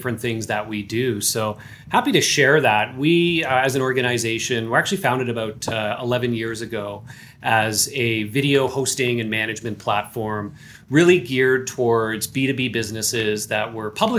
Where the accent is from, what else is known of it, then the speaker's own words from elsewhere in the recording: Canada; I am Canadian here.